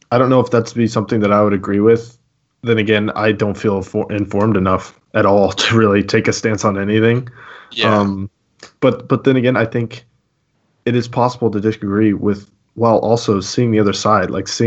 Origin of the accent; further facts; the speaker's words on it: United States; But in the end, like my identity is not in the fact that I'm an American.